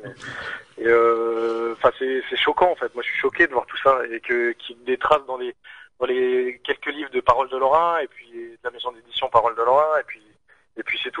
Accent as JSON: {"language": "French", "town": "Longwy", "region": "Grand Est", "country": "France", "tie": "born or raised there", "said": "je suis né à Longwy, enfin à juste à côté"}